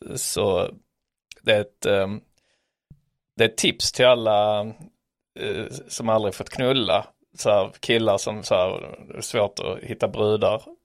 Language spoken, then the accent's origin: Swedish; Sweden; som svensk